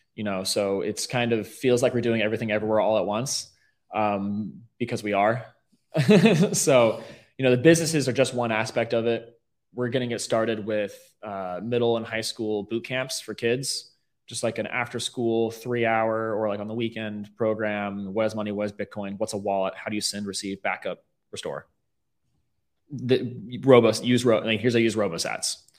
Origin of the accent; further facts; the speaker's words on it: Riverview, Florida, United States; also born or lived in Tampa, Florida; I'm born and raised mm. um, in the Riverview area. Um, I moved into Tampa during high school